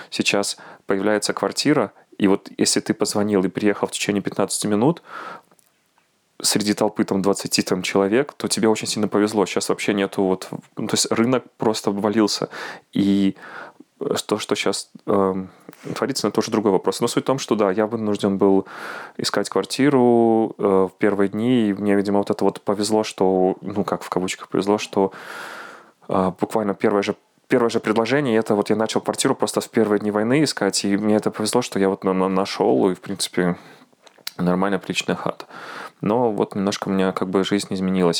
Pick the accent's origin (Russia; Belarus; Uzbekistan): Belarus; now in Warsaw, Poland; мы сейчас, белорусы